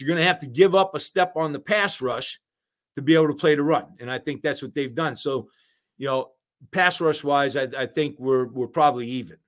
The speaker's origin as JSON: {"language": "English", "town": "Youngstown", "region": "Ohio", "country": "United States", "tie": "born or raised there", "also_born_or_lived": "Ann Arbor, Michigan", "moved": "as an adult", "said": "right from my hometown, right from Youngstown, Ohio"}